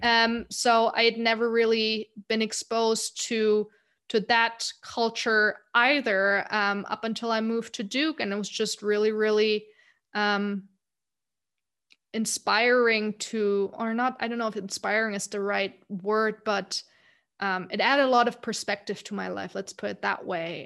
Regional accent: Germany; moved away as an adult; also born or lived in United States; growing up in Germany

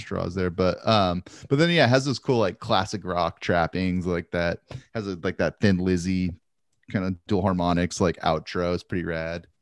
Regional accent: Santa Maria, California, United States; growing up in Santa Maria

